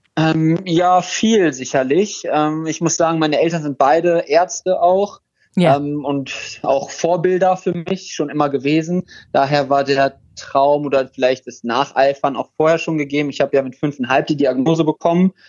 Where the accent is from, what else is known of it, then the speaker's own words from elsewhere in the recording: Krefeld, North Rhine-Westphalia, Germany; in Krefeld, wo ich herkomme